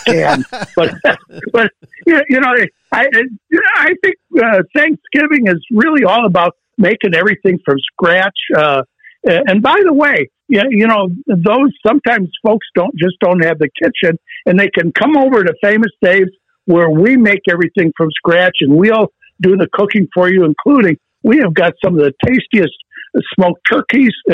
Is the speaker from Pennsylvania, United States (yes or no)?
no; Chicago, Illinois, United States; we kind of grew up at Moody Church, which is one of the great churches in Chicago